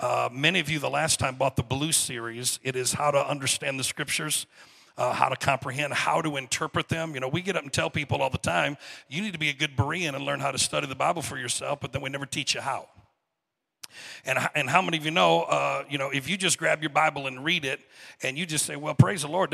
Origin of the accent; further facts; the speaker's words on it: Saginaw, Michigan, United States; I am from Saginaw, Michigan